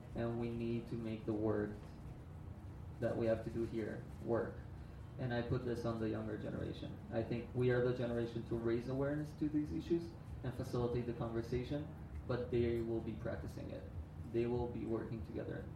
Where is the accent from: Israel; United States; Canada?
Israel; So I'm from Israel.